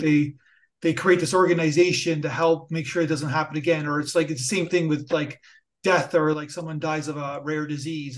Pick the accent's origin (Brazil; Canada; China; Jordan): Canada; Niagara Falls, Ontario; moved away; also born or lived in United States; I'm, I'm Canadian, so I have a, and I, I, I have to, I have to admit, I lived in the United States. I went to school there. So I'm, I'm, I'm from Niagara Falls, so I'm a Border